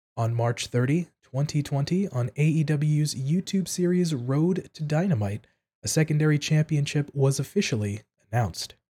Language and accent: English; East Coast of the United States, United States; moved away; I'm originally from the East Coast of the United States